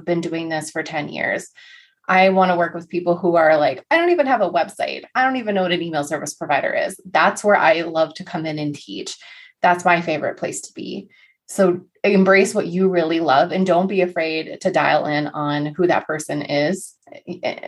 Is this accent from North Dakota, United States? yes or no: yes; North Dakota, United States; growing up in North Dakota was super boring